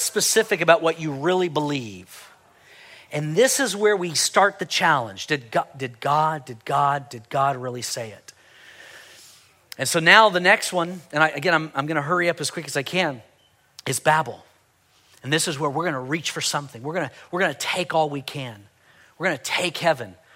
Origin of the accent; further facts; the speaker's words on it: United States; I'm a Christian before I'm an American